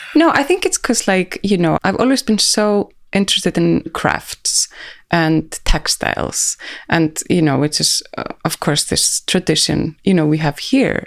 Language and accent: English; Reykjavik, Capital Region, Iceland; here in Reykjavik